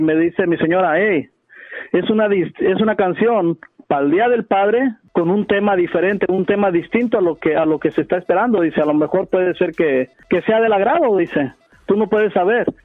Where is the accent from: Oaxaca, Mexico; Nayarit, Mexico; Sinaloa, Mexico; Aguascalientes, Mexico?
Nayarit, Mexico; Yo soy de Nayarit, ah, de, México.